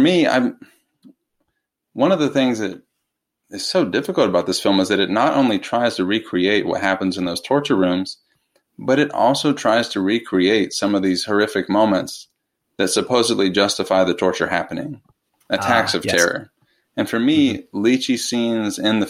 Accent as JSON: {"language": "English", "country": "United States", "said": "I, as an American"}